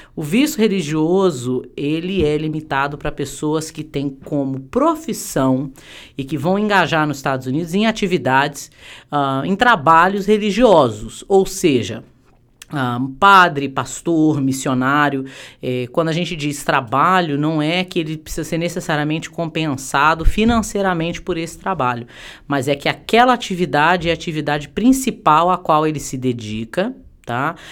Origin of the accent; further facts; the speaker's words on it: Brazil; now in United States; somos brasileiros